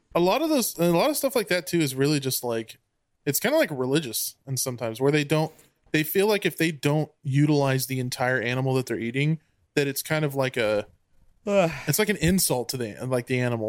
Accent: United States

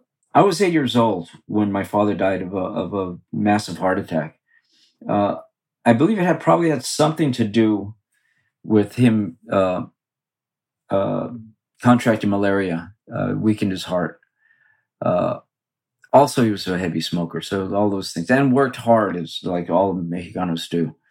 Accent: Los Angeles, California, United States; I grew up in East Los Angeles, just east of Boyle Heights, an area called Belvedere.

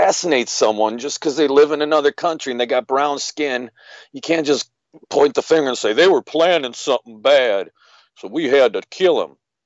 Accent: United States; I was born in America

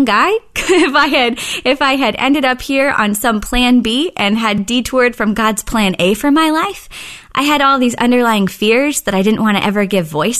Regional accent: Oklahoma City, Oklahoma, United States; I actually grew up in Oklahoma City

